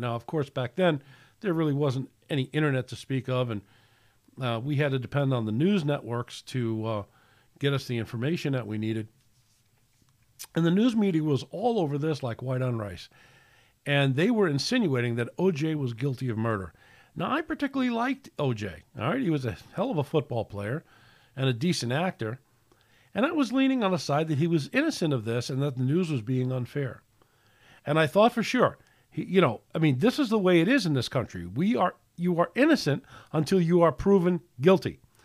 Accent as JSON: {"language": "English", "country": "United States", "said": "I'm proud to be an American"}